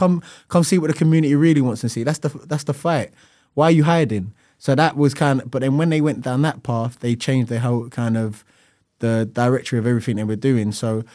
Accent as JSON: {"language": "English", "town": "Lewisham", "region": "London", "country": "United Kingdom", "said": "You know, like this kid, we're from Lewisham, and you'll see us sat in an office editing now"}